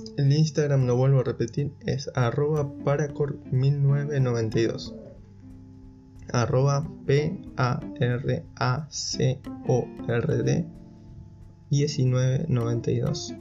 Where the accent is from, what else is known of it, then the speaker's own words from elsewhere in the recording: General Pico, La Pampa, Argentina; moved away as an adult; now in Buenos Aires, Argentina; Yo nací en General Pico, La Pampa, es una ciudad pequeña en la provincia que limita al este